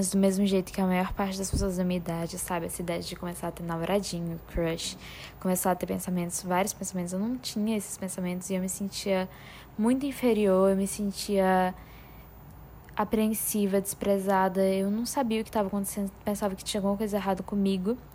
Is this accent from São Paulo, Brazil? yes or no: no; Mossoró, Rio Grande do Norte, Brazil; eu tenho 16 anos, sou